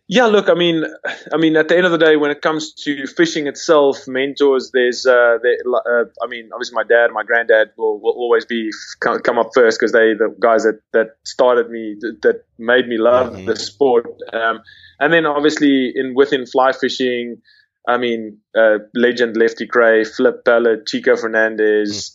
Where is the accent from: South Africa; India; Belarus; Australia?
South Africa; moved away as an adult; also born or lived in London; I I grew born and raised in South Africa